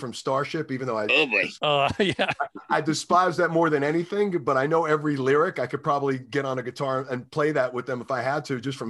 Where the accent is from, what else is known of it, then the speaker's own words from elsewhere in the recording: New York City, New York, United States; moved away; also born or lived in New Jersey; I never saw any of that stuff until I moved out of New York City.